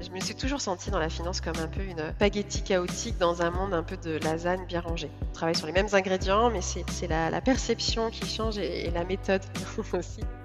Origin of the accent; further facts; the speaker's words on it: Vendée, Pays de la Loire, France; moved away as an adult; also born or lived in Lyon / Shanghai; de retour au, au, en Vendée, cette fois-ci, puisque lui a trouvé du travail, heu, pas très loin de ma ville natale.